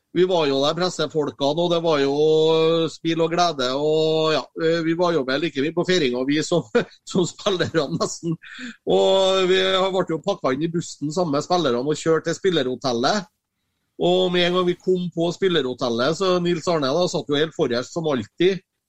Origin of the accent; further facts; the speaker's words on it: Copenhagen, Capital Region of Denmark, Denmark; now in Norway; når jeg kommer til København, så sier jeg at jeg kommer hjem